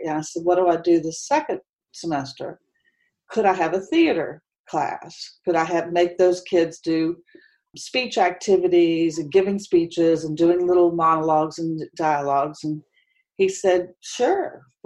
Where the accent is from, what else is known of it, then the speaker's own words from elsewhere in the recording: Huntington, West Virginia, United States; moved away as an adult; now in Charlotte, United States; I grew up in Huntington, West Virginia